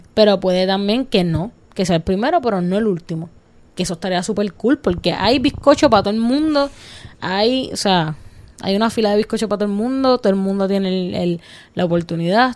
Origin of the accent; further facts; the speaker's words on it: Cidra, Puerto Rico; nosotros somos de montaña, los que no saben, somos de Calle, somos de Sidra, somos de la montañita, súper orgullosa